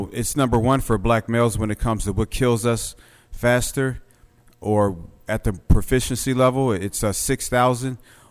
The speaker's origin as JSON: {"language": "English", "town": "Philadelphia", "region": "Pennsylvania", "country": "United States", "moved": "yes", "lives_now": "Little Rock, United States", "said": "I'm from West Philly"}